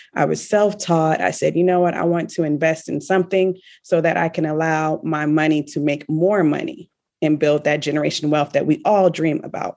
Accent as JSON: {"language": "English", "town": "Richmond", "region": "Virginia", "country": "United States", "moved": "as an adult", "lives_now": "Kuwait", "said": "I am originally from Richmond, Virginia"}